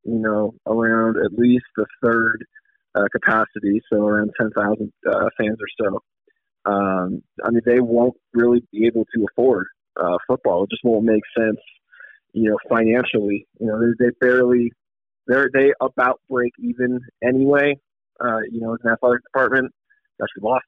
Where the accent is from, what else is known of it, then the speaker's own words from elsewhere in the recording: California, United States; now in Wyoming, United States; going to my home state